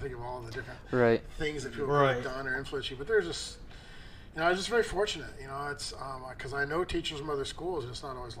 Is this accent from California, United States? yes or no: no; Redford, Michigan, United States; moved away; I grew up in Redford, Virginia. So that's not Detroit. But, I mean, still, it's like the Detroit area